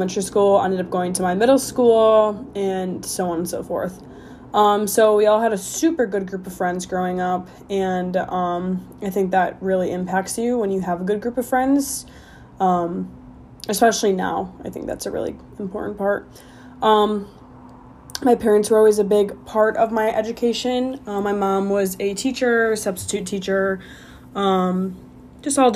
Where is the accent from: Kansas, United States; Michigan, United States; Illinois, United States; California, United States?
Illinois, United States; moved away as an adult; also born or lived in Arizona; I grew up in Illinois, just a small little suburb